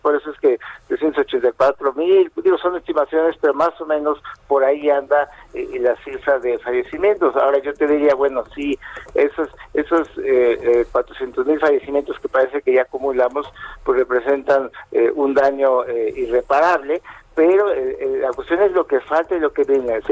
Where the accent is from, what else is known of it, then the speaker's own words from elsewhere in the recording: Mexico; no somos un país que se destaque eh, por ser eh, ni muy disciplinado ni, muy previsor, ¿no? Es decir, es parte de nuestra forma de ser